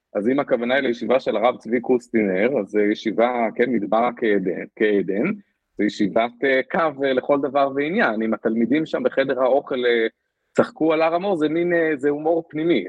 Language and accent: Hebrew; Israel; moved away as an adult; now in Singapore; אני ישראלי